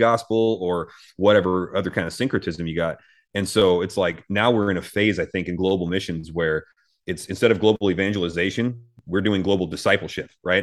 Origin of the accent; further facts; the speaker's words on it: United States; as American Christians